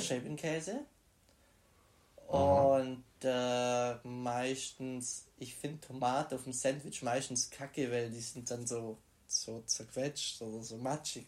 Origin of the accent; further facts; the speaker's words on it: Burlingen, Baden-Württemberg, Germany; in Burlingen, meiner Heimat